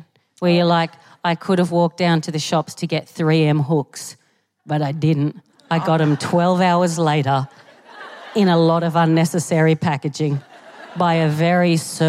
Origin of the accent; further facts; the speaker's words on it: Australia; I'm from Australia